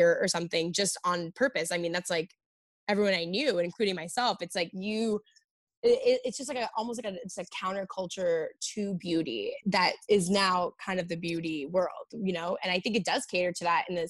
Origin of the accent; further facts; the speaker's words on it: New York, United States; growing up in New York